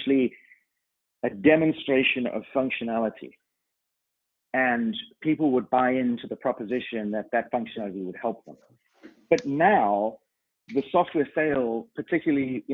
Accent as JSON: {"language": "English", "country": "United Kingdom", "moved": "yes", "lives_now": "Toronto, Canada", "said": "being a British citizen, we celebrate 4th of July"}